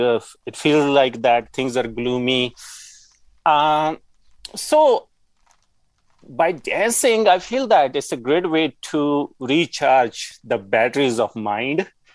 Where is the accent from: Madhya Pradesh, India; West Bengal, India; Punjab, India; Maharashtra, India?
Punjab, India; moved away as an adult; now in Yukon, Canada; I grew up in Punjab